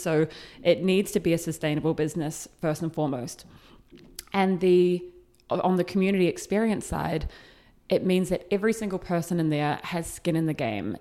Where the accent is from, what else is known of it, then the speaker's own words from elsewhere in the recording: New Zealand; moved away as an adult; I am from New Zealand. I left when I was twenty.